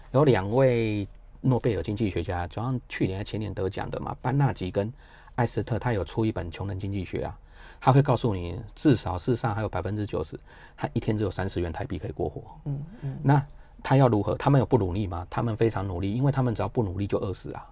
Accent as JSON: {"language": "Chinese", "country": "Taiwan", "said": "我们台湾"}